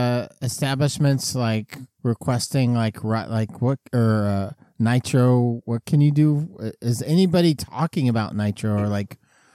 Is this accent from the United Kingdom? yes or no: yes; England, United Kingdom; also born or lived in Australia; I'm from England, but I lived in Australia for a little while, and then I came back, and now I sound like this, all right?